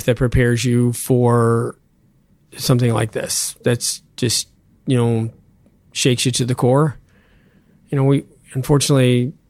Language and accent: English; Pittsburgh, Pennsylvania, United States; moved away; growing up in Squirrel Hill